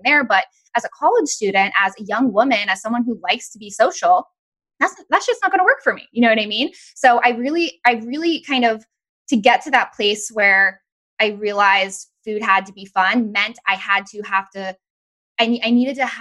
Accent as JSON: {"language": "English", "region": "Massachusetts", "country": "United States", "tie": "born or raised there", "also_born_or_lived": "Florida", "moved": "as an adult", "said": "I grew up actually in Massachusetts"}